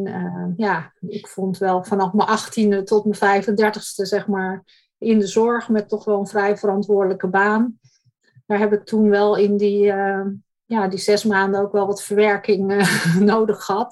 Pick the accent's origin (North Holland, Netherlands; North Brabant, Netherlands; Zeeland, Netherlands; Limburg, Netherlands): North Holland, Netherlands; Bussum; Ik ben geboren en getogen in het Gooi, in Bussum